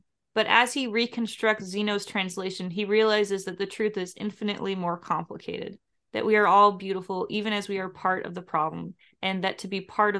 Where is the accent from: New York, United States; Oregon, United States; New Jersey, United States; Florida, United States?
Oregon, United States; Portland; now in Texas, United States; growing up in Portland, Oregon, like, we've been recycling since like the 80s.